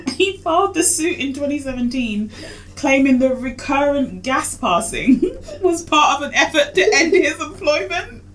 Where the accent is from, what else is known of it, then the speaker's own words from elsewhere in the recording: Kenya; I'm Kenyan